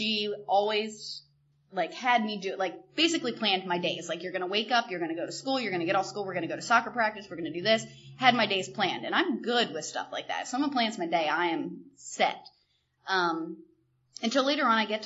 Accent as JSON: {"language": "English", "town": "York", "region": "Pennsylvania", "country": "United States", "tie": "born or raised there", "said": "I grew up in York, Pennsylvania, to a beautiful family, wonderful, loving family"}